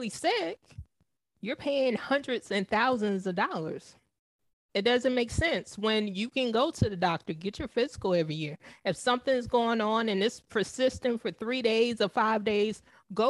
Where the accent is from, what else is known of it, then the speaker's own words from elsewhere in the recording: the South, United States; growing up in the South, most of my family were heavy set people